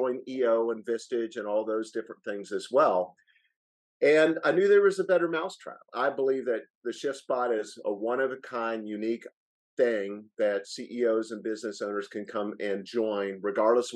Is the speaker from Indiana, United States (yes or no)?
yes; Noblesville, Indiana, United States; moved away as an adult; also born or lived in Colorado; I grew up in Noblesville, Indiana, graduated from Purdue there